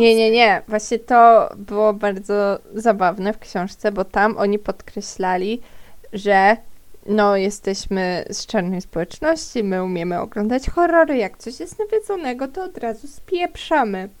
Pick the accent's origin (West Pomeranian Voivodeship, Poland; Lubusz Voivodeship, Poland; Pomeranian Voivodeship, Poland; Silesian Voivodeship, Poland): Silesian Voivodeship, Poland; Z, z Górnego Śląska nie pochodzę, pochodzę ze Śląska.